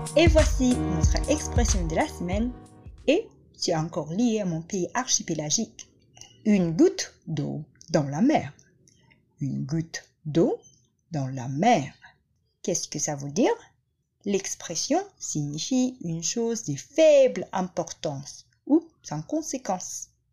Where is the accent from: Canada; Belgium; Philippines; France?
Philippines; French is a second language; now in Maldives; je viens des Philippines, mais euh, j'habite aux Maldives